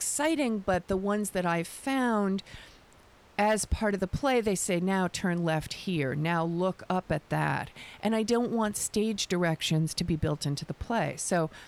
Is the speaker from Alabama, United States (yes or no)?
no; New York City, New York, United States; I'm from Manhattan. I live in Manhattan.